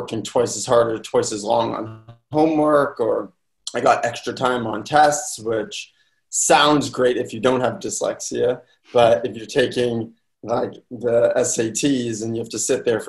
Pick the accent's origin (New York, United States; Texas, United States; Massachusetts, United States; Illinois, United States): Massachusetts, United States; Boston; I'm originally from Boston, Chestnut Hill to be exact